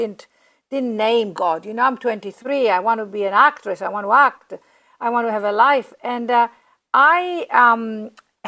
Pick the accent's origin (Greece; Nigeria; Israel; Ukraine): Greece; also born or lived in London, United Kingdom; now in Los Angeles, United States; Ariana, my sister, and I were raised in Greece